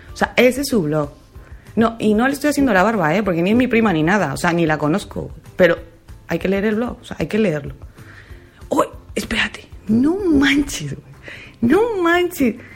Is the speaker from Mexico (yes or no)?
yes; Mexico; now in Spain; estoy muy orgullosa, muy, muy orgullosa de ser mexicana.